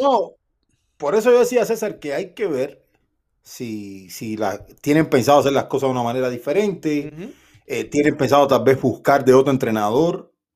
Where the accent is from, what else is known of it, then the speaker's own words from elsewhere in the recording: Cuba; yo soy cubano